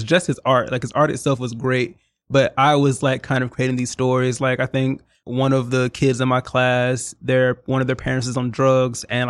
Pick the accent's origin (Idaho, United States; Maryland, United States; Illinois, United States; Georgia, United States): Georgia, United States; Atlanta; moved away as an adult; now in New York, United States; I'm black and I'm from Atlanta.